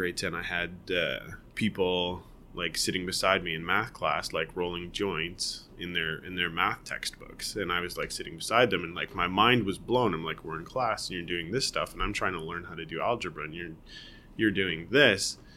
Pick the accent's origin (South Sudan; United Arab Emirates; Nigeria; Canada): Canada; Guelph, Ontario; also born or lived in Toronto; I grew up in Guelph. I was born in Toronto. Born and raised in Toronto until I was 5, so maybe not raised, and then we moved to Guelph. So I was in Guelph from 5 to 18, basically